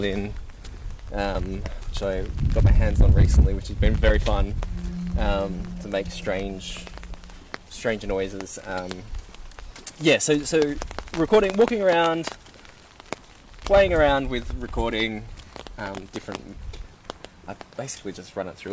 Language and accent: English; Kurnell, New South Wales, Australia; where I grew up in Cornell